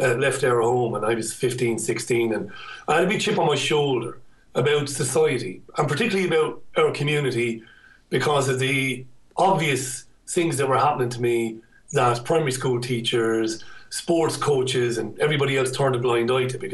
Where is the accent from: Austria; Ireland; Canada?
Ireland; moved away as an adult; now in United Kingdom; I had a difficult time growing up in Ireland